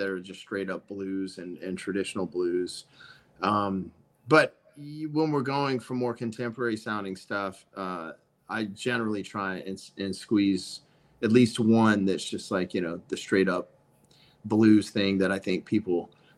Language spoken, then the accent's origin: English; the South, United States; I'm from the South